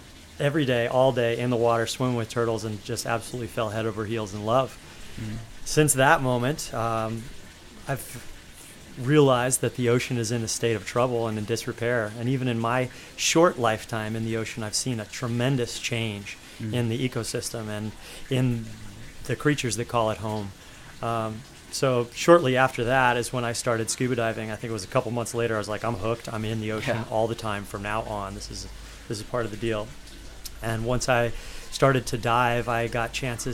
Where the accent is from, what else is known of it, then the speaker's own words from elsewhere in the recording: Colorado, United States; growing up in Colorado